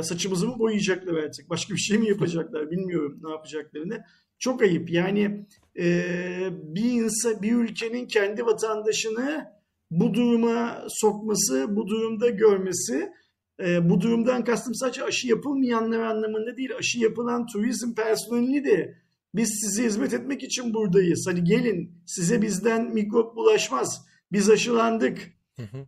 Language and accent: Turkish; Turkey; Bir Türk olarak.